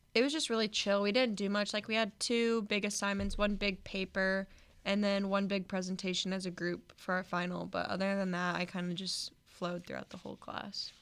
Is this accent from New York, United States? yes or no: no; Omaha, Nebraska, United States; I am from Omaha, Nebraska